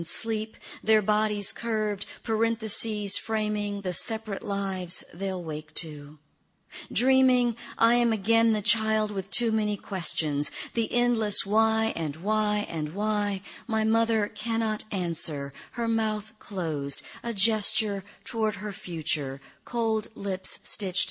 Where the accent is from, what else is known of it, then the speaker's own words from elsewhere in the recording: Gulfport, Mississippi, United States; moved away; also born or lived in Atlanta, Georgia; I was born near Easter, 1966, in Mississippi